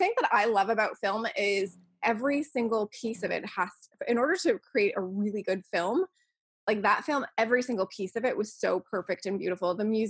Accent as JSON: {"language": "English", "town": "Buffalo", "region": "New York", "country": "United States", "moved": "yes", "lives_now": "Los Angeles, United States", "said": "I came out to LA from Buffalo, New York, where I was a vegan. And when you're a vegan in Buffalo, especially the amount of years ago that it was that I moved from there"}